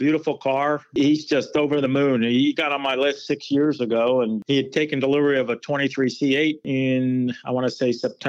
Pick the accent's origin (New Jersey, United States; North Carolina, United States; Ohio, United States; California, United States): New Jersey, United States; now in Maryland, United States; because I'm from New Jersey.